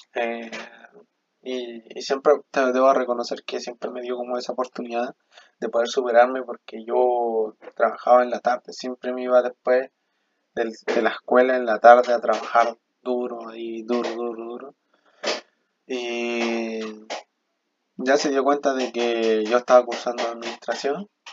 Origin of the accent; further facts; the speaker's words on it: Chile; also born or lived in Bolivia; yo soy boliviano, vivo aquí en Chile desde que tengo razón de ser, desde mis tres llegué, me trajo mi papá acá a Chile